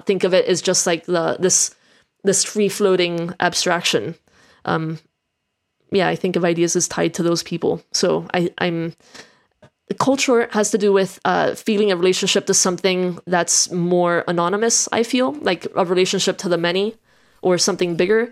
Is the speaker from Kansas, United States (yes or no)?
no; Miami, Florida, United States; moved away as an adult; also born or lived in Colombia; now in England; I'm the alternative kid that grew up then in a big city, Miami